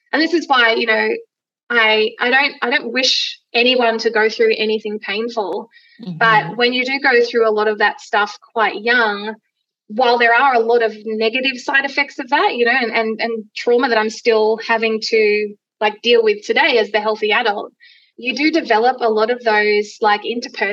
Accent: Gold Coast, Queensland, Australia; I grew up on the Gold Coast

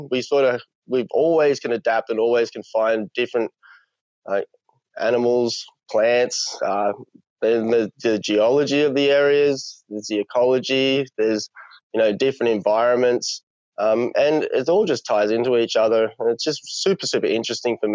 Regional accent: Blaxland, New South Wales, Australia; I grew up in the Blue Mountains, in the lower Blue Mountains, a little town called Blaxland

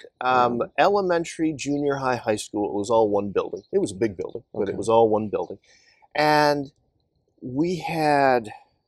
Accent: Kansas, United States; moved away; I grew up on a farm in Kansas, and this was, my hometown was at the time maybe about 1,200 people.

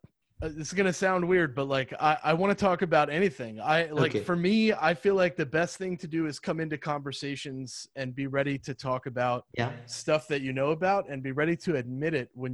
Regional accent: Miami, Florida, United States; now in East Tennessee, United States; I'm originally from Miami, Florida

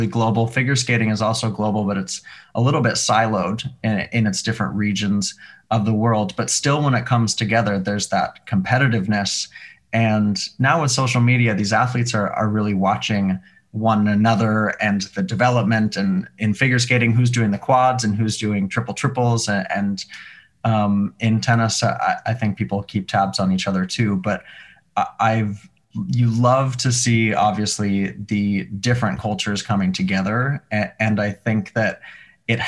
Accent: Montana, United States; moved away as an adult; also born or lived in Seattle; now in New York, United States; I grew up in Montana. I went to college in Seattle. I've been in New York since.

